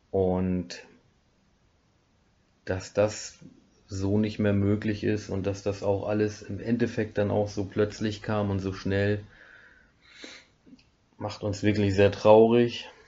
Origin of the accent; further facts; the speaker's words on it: Schleswig-Holstein, Germany; moved away; komme ich tatsächlich mittlerweile aus dem Schwarzwald, Breisgau, ursprünglich aus dem Holsteinischen.